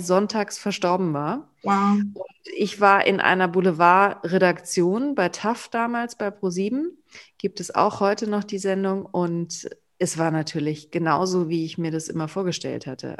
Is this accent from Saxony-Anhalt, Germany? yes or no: no; near Cologne, North Rhine-Westphalia, Germany; ich ja im Umkreis äh, von Köln geboren bin